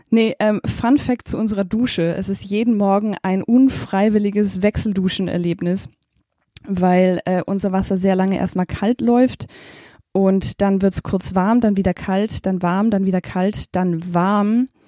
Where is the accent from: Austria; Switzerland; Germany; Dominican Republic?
Germany; Baden-Württemberg; also born or lived in Zimbabwe; Ich bin tatsächlich in Simbabwe geboren. Das ist, ähm, meine Eltern haben da Entwicklungsdienst gemacht und dann äh, sind meine Schwester und ich dort beide zur Welt gekommen. Aber aufgewachsen sind wir tatsächlich in der Schwäbischen Alb